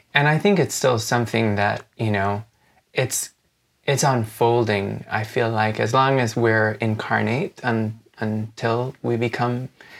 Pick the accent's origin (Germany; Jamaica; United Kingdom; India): Jamaica; also born or lived in United States; I'm originally from Jamaica in the Caribbean, and I grew up between the United States and Jamaica, so I'm kind of Jamaican.